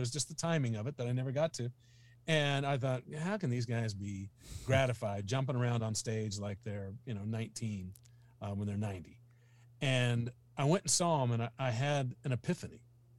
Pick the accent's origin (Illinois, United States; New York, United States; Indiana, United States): Indiana, United States; I'm this kid from Indiana that doesn't know his butt from a hole in the ground.